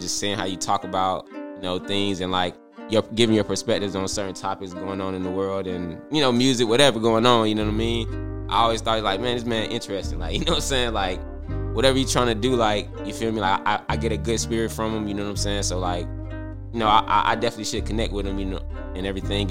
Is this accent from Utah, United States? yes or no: no; Atlanta, Georgia, United States; I'm from Atlanta, Georgia